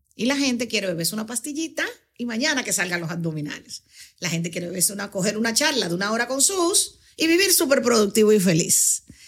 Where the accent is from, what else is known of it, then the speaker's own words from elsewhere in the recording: Dominican Republic; yo soy una eh, em, embajadora del mundo que nació en Dominicana.